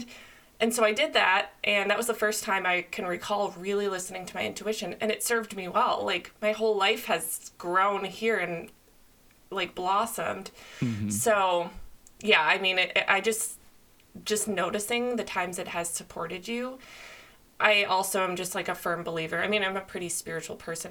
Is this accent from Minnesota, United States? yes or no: yes; Minnesota, United States; moved away as an adult; now in California, United States; I moved to California when I was 22. I grew up in Minnesota